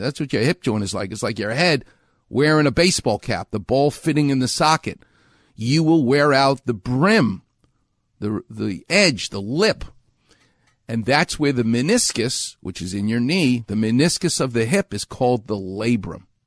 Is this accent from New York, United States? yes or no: yes; New York, United States; moved away; I'm from New York